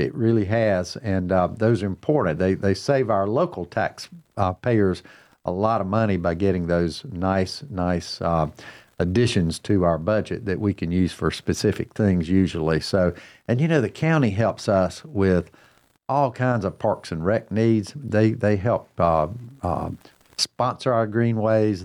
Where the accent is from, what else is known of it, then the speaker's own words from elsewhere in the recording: Cornelius, North Carolina, United States; mayor of my hometown